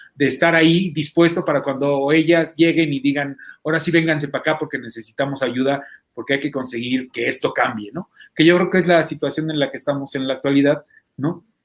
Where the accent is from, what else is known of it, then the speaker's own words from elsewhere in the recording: Mexico City, Mexico; cuando era chiquito acá por Santa Fe y por Jalalpa, Tepito y por los lugares por donde vivía